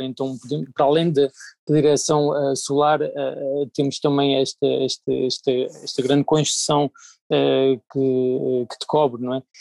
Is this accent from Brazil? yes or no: no; Algarve, Portugal; moved away; venho do Algarve